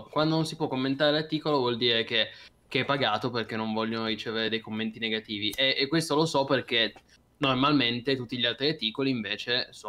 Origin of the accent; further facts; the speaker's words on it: Cuneo, Piedmont, Italy; io sono di Cuneo, io sono nato a Cuneo, però quindi potrei anche tifare, no?